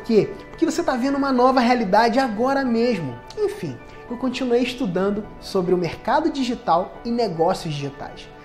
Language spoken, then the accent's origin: Portuguese; Cabo Frio, Rio de Janeiro, Brazil; Eu sou de Cabo Frio, Rio de Janeiro